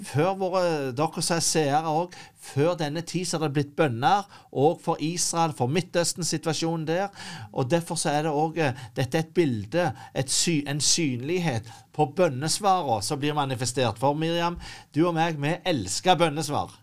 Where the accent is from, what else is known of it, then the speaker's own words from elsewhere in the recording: Norway; som nordmann